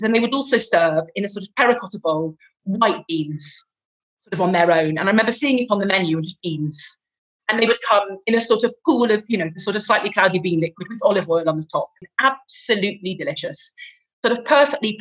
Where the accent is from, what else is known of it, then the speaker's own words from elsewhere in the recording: England, United Kingdom; now in Italy; I'm English